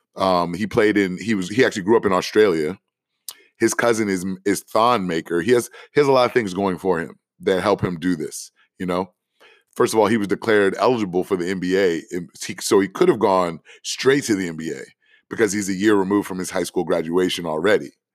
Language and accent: English; Washington, District of Columbia, United States; Howard University in Washington, D C, my hometown.